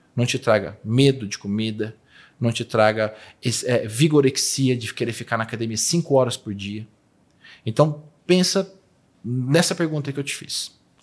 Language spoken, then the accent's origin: Portuguese; Poços de Caldas, Minas Gerais, Brazil; moved away; also born or lived in Alfenas; Eu nasci em Posto de Caldas. Eu sou de Minas